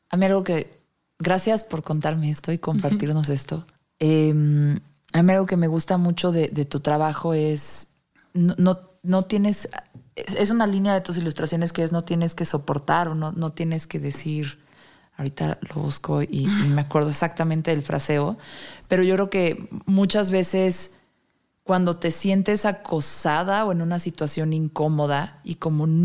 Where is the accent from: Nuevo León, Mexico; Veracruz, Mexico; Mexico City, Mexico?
Mexico City, Mexico; Bueno, yo siendo chilanga.